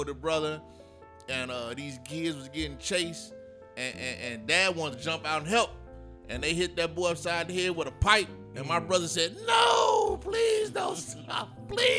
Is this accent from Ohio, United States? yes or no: no; Chicago suburbs, Illinois, United States; we moved from Chicago to the suburbs